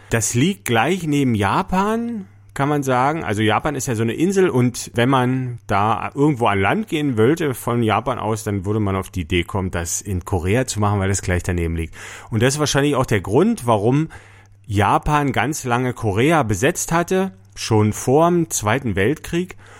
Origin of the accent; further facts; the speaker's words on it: East Germany, Germany; bei uns in der DDR